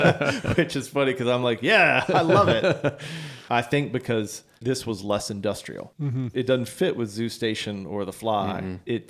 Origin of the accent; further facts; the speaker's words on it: Virginia Beach, Virginia, United States; Virginia Beach, well, where we grew up